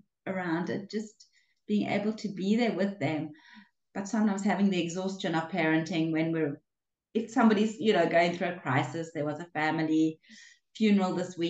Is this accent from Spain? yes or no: no; Cape Town, Western Cape, South Africa; moved away as an adult; now in Israel; I was born in a small town, actually, out of Cape Town. Grew up in Cape Town